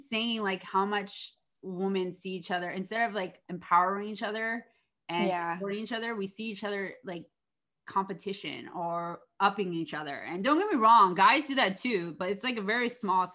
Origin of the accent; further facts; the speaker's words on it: East Coast, United States; moved away; I'm from the East Coast.